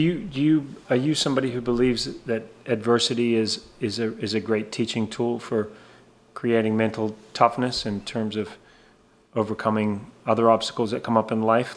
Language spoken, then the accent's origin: English; Antigua & Barbuda; growing up in Antigua